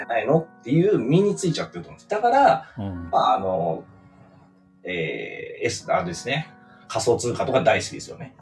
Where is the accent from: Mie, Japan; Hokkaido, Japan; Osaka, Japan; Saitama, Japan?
Osaka, Japan; moved away as an adult; now in Tokyo, Japan; 大阪の あの中心部で生まれ育ったんで